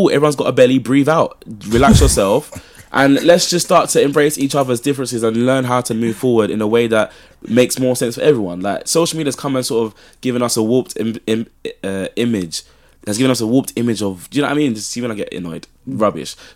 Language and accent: English; St. Lucia; Oh, I'm from Saint Lucia. Here's my Saint Lucian roots shoe.